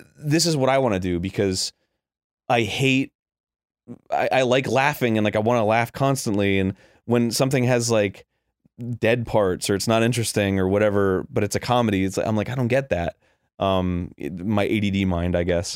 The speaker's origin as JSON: {"language": "English", "region": "Florida", "country": "United States", "tie": "born or raised there", "also_born_or_lived": "New Hampshire", "said": "I grew up in Florida"}